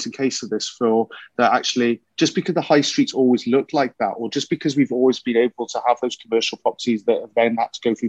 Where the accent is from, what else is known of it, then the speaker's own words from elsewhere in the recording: Wales, United Kingdom; I'm a Welshman.